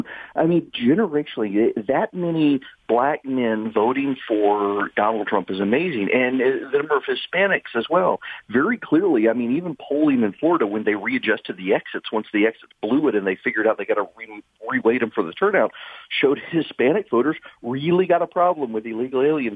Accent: Dubai, United Arab Emirates; born or raised there

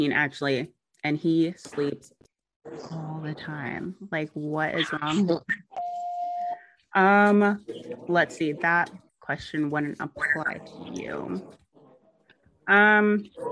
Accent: the South, United States; I'm from the South

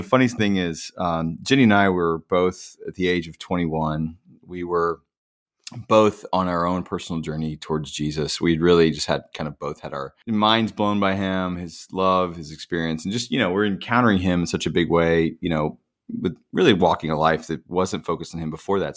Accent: Indiana, United States; now in Nashville, United States; I'm from Indiana originally, from the cornfields

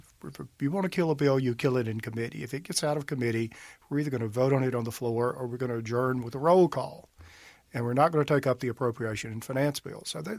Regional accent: Amory, Mississippi, United States

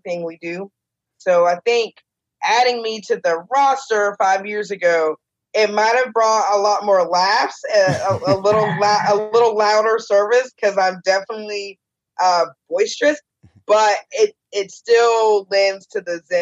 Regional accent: Charleston, South Carolina, United States; also born or lived in Orlando, Florida / South Georgia; we've lived here since 1988, and I'm 41, so I say I'm a Charlestonian

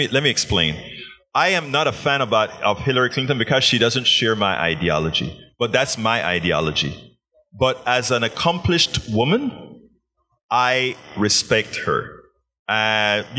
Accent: Panama; I'm from Panama.

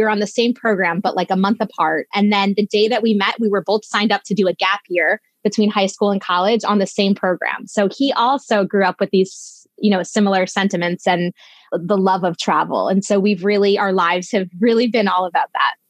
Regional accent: Needham, Massachusetts, United States; also born or lived in Vietnam; I grew up right outside of Boston in a suburb called Needham

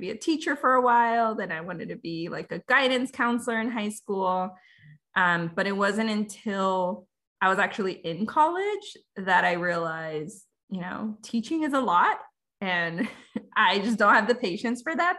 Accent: California, United States; also born or lived in Veracruz, Mexico; So I was born in Mexico, Veracruz, but I came really young. So I have very little memories um, of growing up there. Um, my family and I moved to California, and I've been there pretty much ever since.

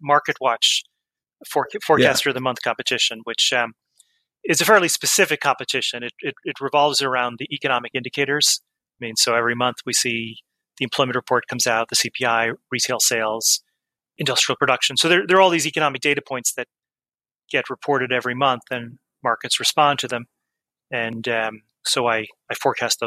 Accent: Offaly, Leinster, Ireland; now in New York, United States; grew up in Ireland

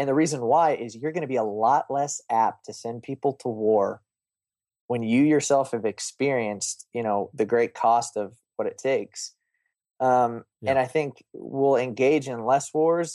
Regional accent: Oklahoma, United States; I grew up in Oklahoma.

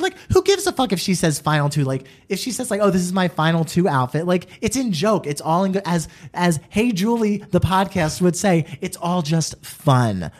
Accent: New Jersey, United States; I grew up in New Jersey

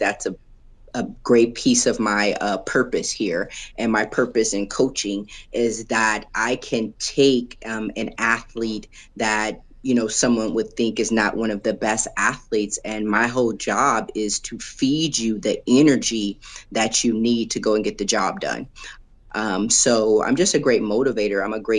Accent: Los Angeles, California, United States; now in Springfield, United States; Los Angeles, California.

